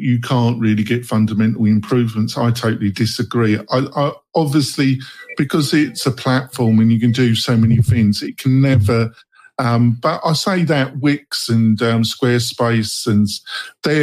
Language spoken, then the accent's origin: English; England, United Kingdom; moved away; obviously I'm English, I'm originally from England